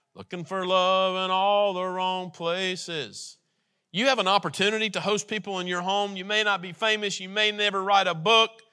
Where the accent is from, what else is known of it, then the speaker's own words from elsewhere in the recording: United States; we're American.